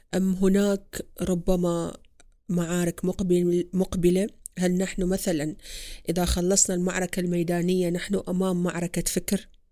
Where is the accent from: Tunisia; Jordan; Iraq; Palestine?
Iraq; كمرأة كإنسانة كعربية كعراقية